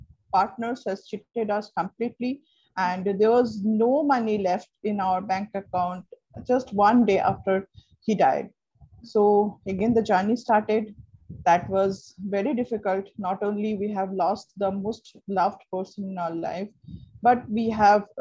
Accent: Kolkata, West Bengal, India; first language Bengali; English is a second language; I'm from Kolkata

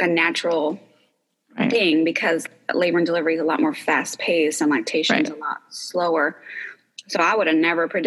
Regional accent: New York, United States; moved away as an adult; also born or lived in California; now in Austin, United States; I'm originally from New York, and I've been in Austin now for almost 15 years

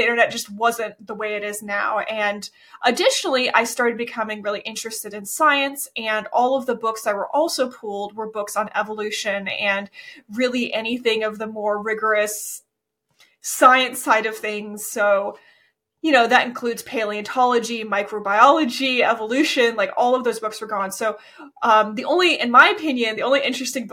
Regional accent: Florida, United States; I grew up in Florida

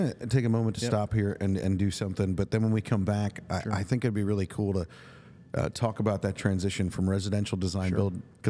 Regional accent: Lancaster County, South Central Pennsylvania, United States; I grew up in the same geographic area that you did, Lancaster County, South Central Pennsylvania. And so while I'm not from a Mennonite background, a lot of my friends were Mennonite. I grew up working on Amish farms, Mennonite farms when I was a young man.

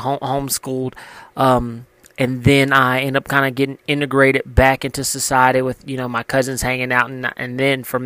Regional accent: Louisiana, United States; moved away; I came from Louisiana, grew up in a small town

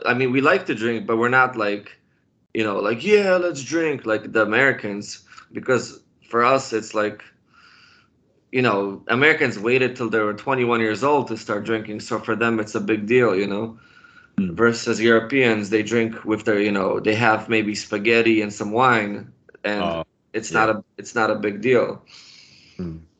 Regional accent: Poland; moved away; I started drinking beer in Poland when I was ten years old

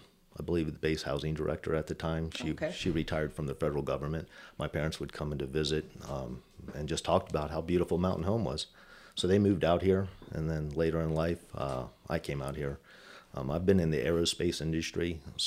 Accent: Baltimore, Maryland, United States; also born or lived in Germany; So I grew up basically in the East Coast area, Baltimore, Maryland area. I was actually born in Germany. My parents immigrated here, and my dad did 26 years active duty Army.

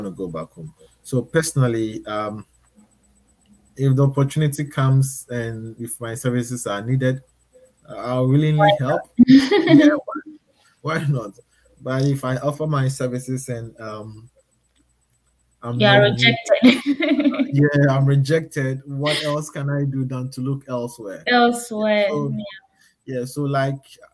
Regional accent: Ghana; moved away as an adult; also born or lived in Thailand; now in Australia; I moved from Ghana to Thailand and now I'm in Australia.

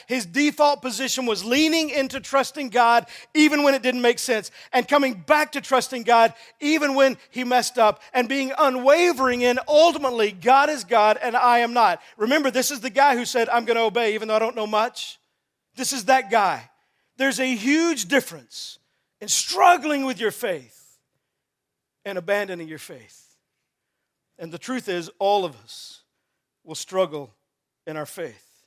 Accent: Texas, United States; I grew up in Texas playing football

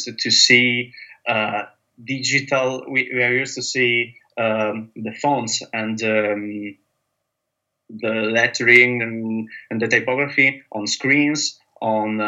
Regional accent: Italy; moved away as an adult; now in London, United Kingdom; I'm from Italy, and I'm based in London

